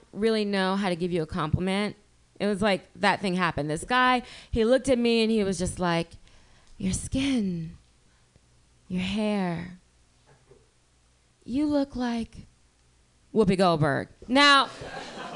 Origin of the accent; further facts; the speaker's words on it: Louisiana, United States; now in San Francisco Bay Area, United States; I'm from Louisiana, and I went back home for the holidays